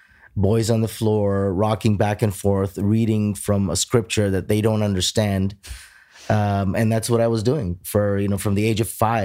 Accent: Toronto, Ontario, Canada; born and raised in Toronto.

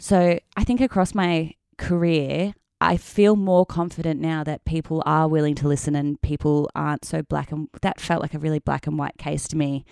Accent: Melbourne, Victoria, Australia; moved away as an adult; also born or lived in Perth, Western Australia; now in Sydney, Australia; I'm from Melbourne, so I moved back to Melbourne

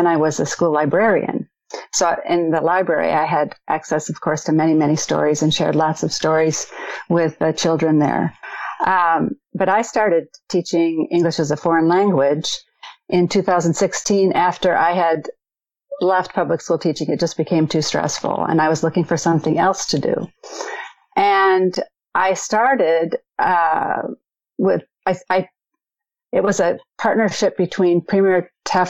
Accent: Minnesota, United States; accent: Midwest; now in North Carolina, United States; Grew up in Minnesota in the Midwest, so people say I have more of a Midwest accent

